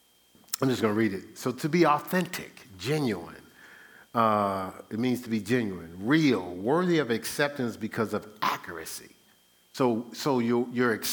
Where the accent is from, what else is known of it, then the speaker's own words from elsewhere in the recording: Newark, New Jersey, United States; I grew up in Newark